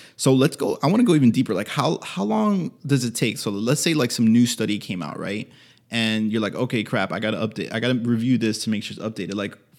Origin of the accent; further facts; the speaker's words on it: Miami, Florida, United States; Because I'm from Miami